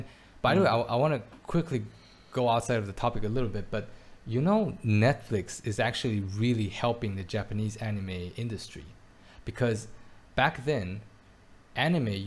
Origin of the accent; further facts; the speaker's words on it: Belgium; now in Taiwan; I grew up in Belgium